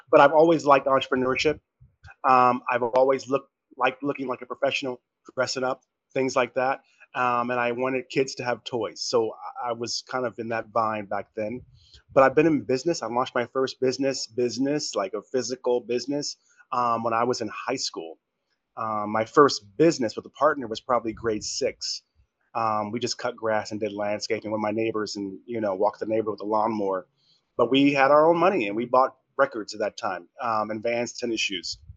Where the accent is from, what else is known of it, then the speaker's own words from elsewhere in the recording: Kansas City, Missouri, United States; moved away as an adult; also born or lived in Long Beach, California / Lagos, Nigeria; now in Manila, Philippines; I was born in Kansas City, Missouri. Uh, my family is an American, full American, was you know, American former slave family, of course, but American family.